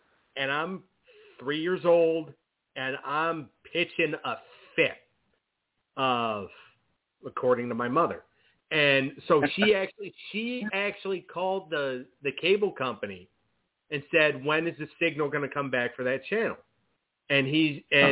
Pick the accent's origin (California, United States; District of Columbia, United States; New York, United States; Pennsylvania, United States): New York, United States; Buffalo; I grew up in Buffalo